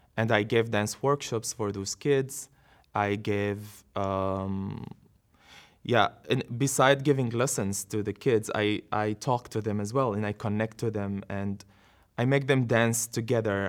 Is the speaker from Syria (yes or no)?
yes; Syria; moved away as an adult; also born or lived in Yarmouk camp, Syria; now in Netherlands; I was born in Syria. I lived all my life in Syria